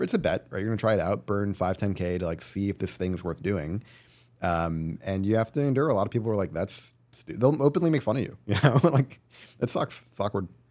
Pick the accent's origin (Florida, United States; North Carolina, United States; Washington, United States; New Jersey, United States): New Jersey, United States; also born or lived in California; now in New York, United States; I grew up in New Jersey